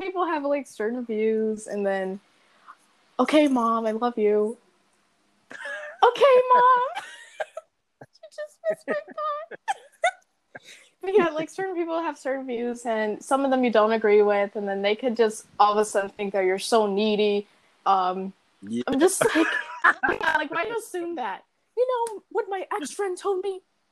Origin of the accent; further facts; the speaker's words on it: Riverdale, United States; I'm from Riverdale